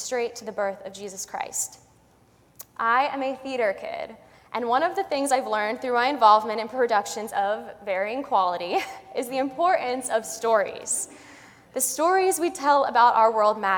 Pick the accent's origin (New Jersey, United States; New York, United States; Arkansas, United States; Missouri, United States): New York, United States; Westchester; I was from Westchester